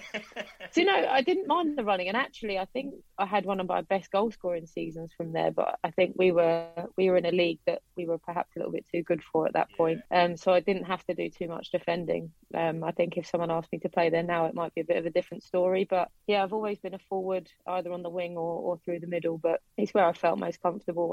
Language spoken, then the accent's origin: English; Watford, East of England, United Kingdom; also born or lived in Harrow; I was born in Harrow, but I grew up in and around Watford